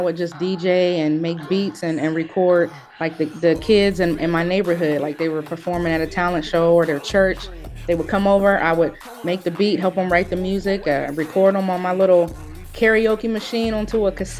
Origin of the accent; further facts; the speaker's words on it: Columbus, Ohio, United States; also born or lived in California; I was born here. I was born and raised in Columbus, Ohio. I lived in California for a few years in my early life, but I represent Columbus, Ohio, no matter where I'm at, for sure.